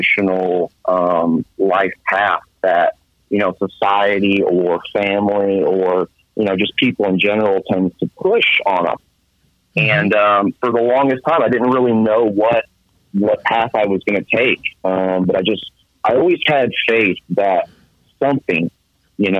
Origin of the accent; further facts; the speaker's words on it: Central Illinois, United States; I'm 27 years old, and I'm from Central Illinois